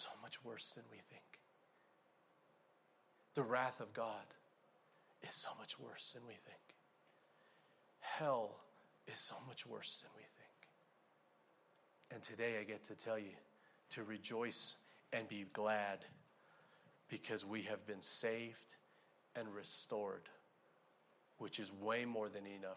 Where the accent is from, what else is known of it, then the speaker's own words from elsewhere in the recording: Arizona, United States; I'm from Arizona